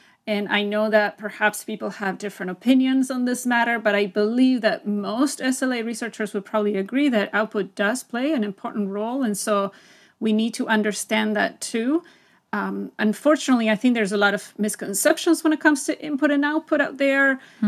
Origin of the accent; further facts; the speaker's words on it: Buenos Aires, Argentina; first language Spanish; English is a second language; moved away as an adult; now in United States; So I am originally from Buenos Aires, Argentina. So I am a native Spanish speaker. I moved to the U.S. when I was 19, and I moved here because of love.